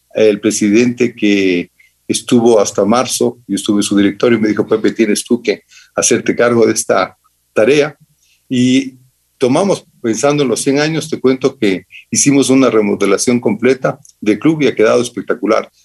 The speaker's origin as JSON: {"language": "Spanish", "town": "Quito", "region": "Pichincha", "country": "Ecuador", "tie": "born or raised there", "said": "Quito terminaba en mi infancia, Quito terminaba en Orellana"}